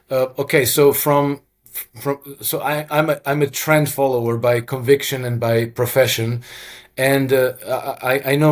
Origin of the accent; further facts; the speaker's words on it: Croatia; first language Croatian; English is a second language; Russian is very similar to Croatian, which is my mother tongue